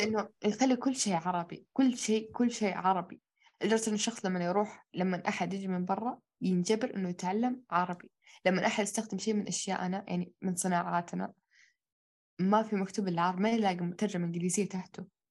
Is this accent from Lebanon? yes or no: no; Saudi Arabia; احنا كلنا عرب كلنا تربينا في السعودية